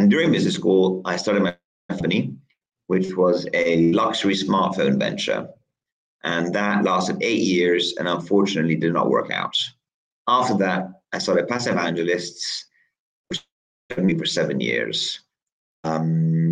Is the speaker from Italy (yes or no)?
yes; Italy; moved away as an adult; also born or lived in New York; now in United Kingdom; I grew up in Italy. And when I was 19, I finished high school and I came to the UK